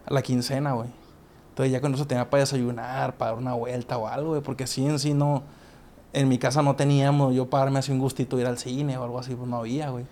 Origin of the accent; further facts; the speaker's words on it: Mexico; somos que como cuatro mexicanos nomás los que estamos ahí